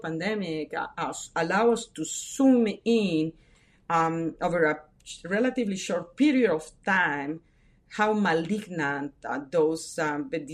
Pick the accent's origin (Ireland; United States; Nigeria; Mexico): Mexico; moved away; I was brought up in Mexico, first family immigrations, the first one generation to be born in Mexico